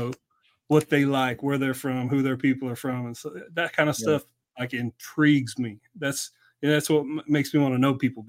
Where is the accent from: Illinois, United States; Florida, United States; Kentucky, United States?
Kentucky, United States; moved away; also born or lived in Jacksonville; I was from Kentucky.